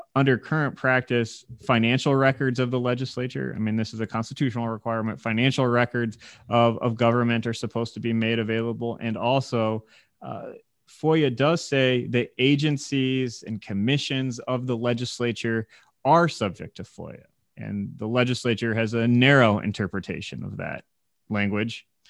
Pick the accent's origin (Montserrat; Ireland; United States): United States; Indiana; moved away as an adult; now in Michigan, United States; I was from Indiana